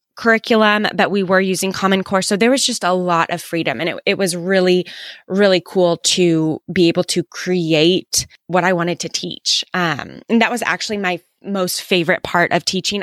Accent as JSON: {"language": "English", "town": "Kansas City", "country": "United States", "tie": "born or raised there", "said": "I grew up in, um, Kansas City"}